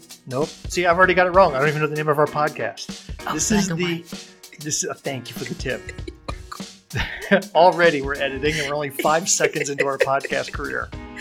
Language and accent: English; the South, United States; now in Greenwood, United States; I'm a Southerner. I've certainly, as I said in one of my speeches, I moved to Greenwood out of love for a woman